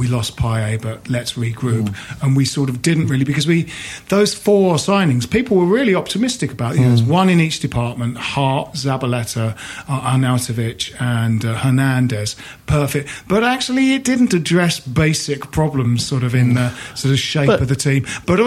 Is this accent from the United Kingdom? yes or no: yes; Bromley, London, United Kingdom; Jim and I grew up in Bromley, so the Blackwall Tunnel was quite often, how we got to games